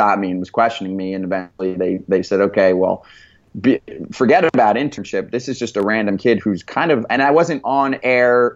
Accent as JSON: {"language": "English", "region": "New Jersey", "country": "United States", "tie": "born or raised there", "said": "I grew up in New Jersey"}